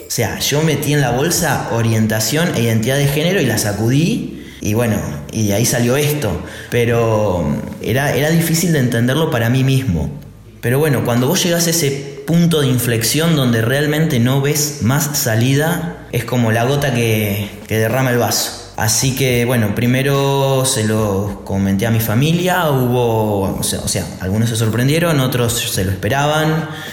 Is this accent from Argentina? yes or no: yes; Argentina; soy de Argentina